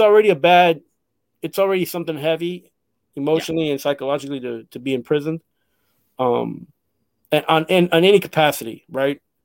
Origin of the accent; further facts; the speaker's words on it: Costa Rica; I'm from Costa Rica